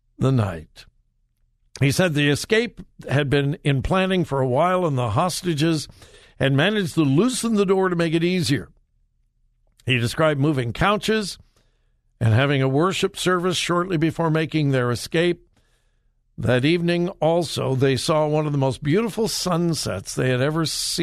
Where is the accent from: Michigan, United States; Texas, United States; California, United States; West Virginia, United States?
California, United States; now in Ohio, United States; Born and raised in California, but I've been here more than 45 years